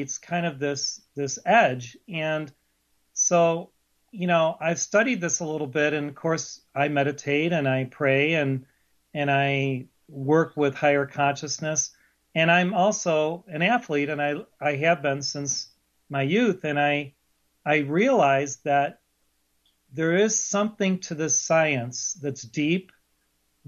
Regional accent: Chicago, Illinois, United States; I grew up in Chicago

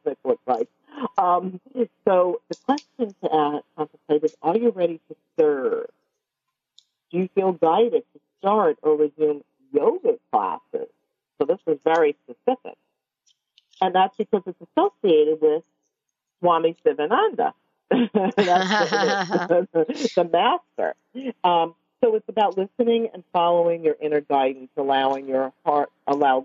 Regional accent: New York City, New York, United States; I'm from Brooklyn

